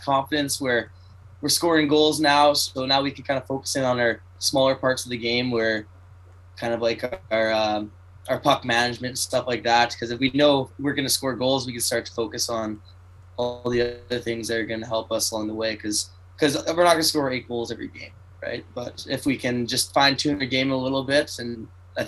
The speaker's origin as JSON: {"language": "English", "region": "Alberta", "country": "Canada", "moved": "yes", "said": "from Woodminster, Alberta, Canada"}